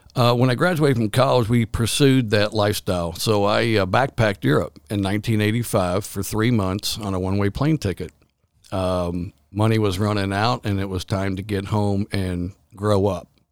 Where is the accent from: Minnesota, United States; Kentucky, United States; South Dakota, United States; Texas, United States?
Kentucky, United States; Louisville; also born or lived in Lexington, Kentucky; We all grew up in the East End of Louisville.